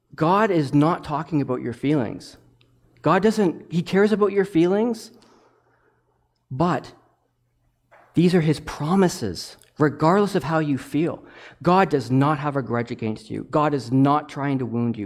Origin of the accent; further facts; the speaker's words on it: Toronto, Ontario, Canada; now in Zurich, Canada; I'm from Toronto